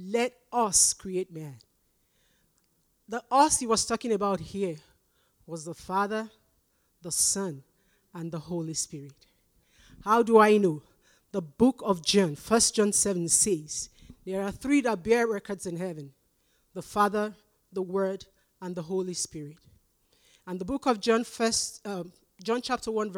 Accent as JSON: {"language": "English", "country": "Nigeria", "moved": "as an adult", "lives_now": "Canada", "said": "I'm Nigerian. I came here when I was over 40, so it's too late to change to the Canadian accent."}